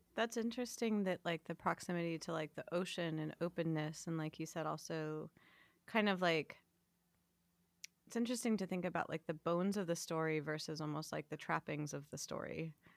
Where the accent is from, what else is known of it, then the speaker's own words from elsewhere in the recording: West Hollywood, California, United States; I was born in West Hollywood, I was born at Cedars